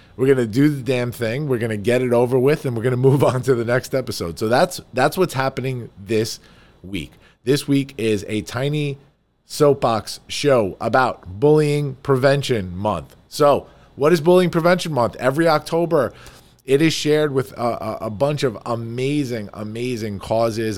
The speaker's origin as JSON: {"language": "English", "region": "New York", "country": "United States", "said": "I am a New Yorker"}